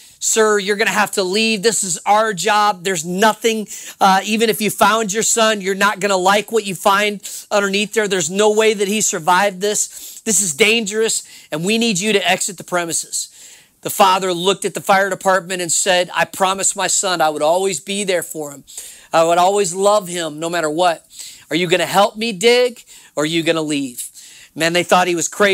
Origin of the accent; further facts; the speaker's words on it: New Orleans, Louisiana, United States; I'm from New Orleans, Louisiana